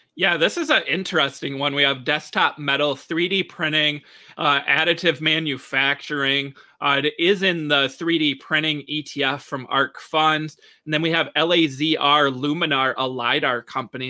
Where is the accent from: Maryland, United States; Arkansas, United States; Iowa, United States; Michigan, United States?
Michigan, United States; here in my home state of Michigan